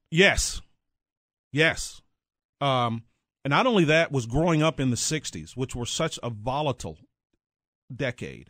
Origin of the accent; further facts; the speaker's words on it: Mineral Wells, Texas, United States; moved away as an adult; now in Kansas City, United States; I grew up in north central Texas, small town, a little bit bigger than Leavenworth, uh, called Mineral Wells.